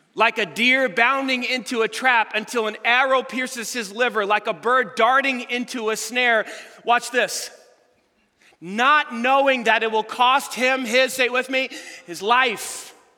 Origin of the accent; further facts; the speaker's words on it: United States; we Americans